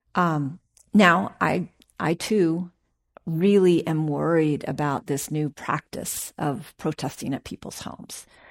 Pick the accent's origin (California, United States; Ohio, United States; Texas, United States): California, United States; Oakland; I'm born and raised in Oakland. I graduated from Skyline High School